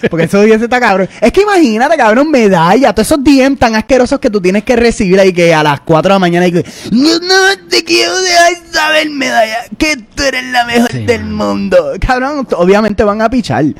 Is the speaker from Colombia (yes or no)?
no; Puerto Rico; now in New York, United States; nosotros somos un podcast en la diáspora. Somos puertorriqueños, somos boricuas, somos orgullosamente boricuas